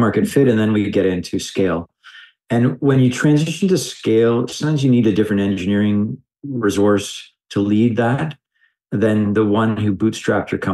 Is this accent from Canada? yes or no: yes; Canada; I'm a Canadian